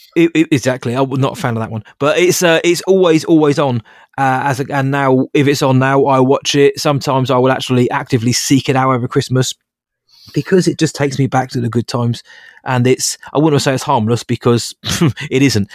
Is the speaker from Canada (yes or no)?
no; near Bracknell, South East England, United Kingdom; a place called Bracknell about, Bracknell about half an hour away, 'cause we didn't have a theatre in my hometown, which we do now.